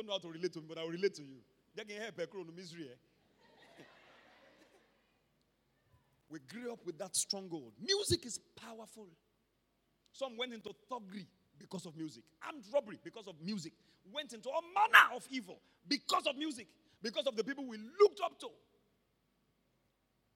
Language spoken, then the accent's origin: English; Ibadan, Oyo, Nigeria; also born or lived in Ondo State; when I was growing up in Mokola, I'm a Mokola boy